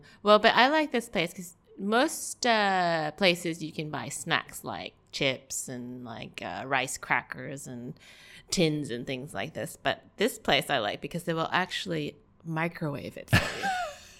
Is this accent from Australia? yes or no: no; East Coast, United States; I'm from the East Coast. I don't know. BevMo must be a West Coast thing.